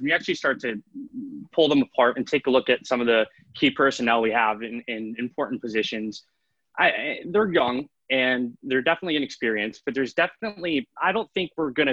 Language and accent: English; Pittsburgh, Pennsylvania, United States; also born or lived in Jacksonville; now in Connecticut, United States; I was born in Pittsburgh, and I actually grew up a Steelers fan